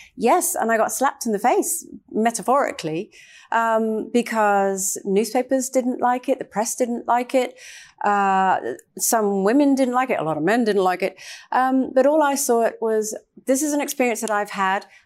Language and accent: English; Trinidad & Tobago; moved away; I actually grew up in Trinidad